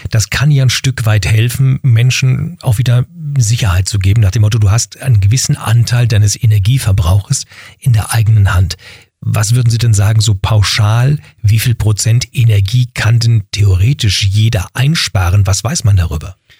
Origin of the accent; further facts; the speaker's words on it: Berlin, Germany; ich bin in Berlin-Wedding im Westen groß geworden